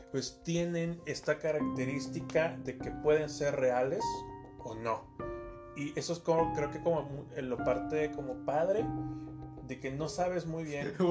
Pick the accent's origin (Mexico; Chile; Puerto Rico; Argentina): Mexico; Somos mexicanos